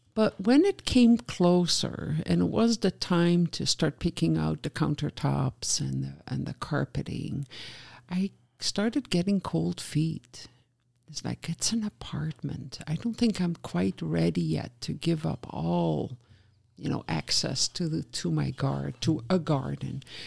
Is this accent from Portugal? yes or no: no; Netherlands; moved away as an adult; now in Oshkosh, United States; I grew up in the Netherlands just at the tail end of the … in the '60s